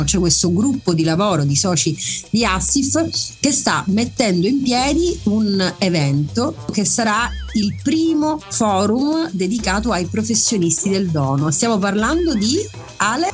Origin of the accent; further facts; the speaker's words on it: Messina, Sicily, Italy; sono messinese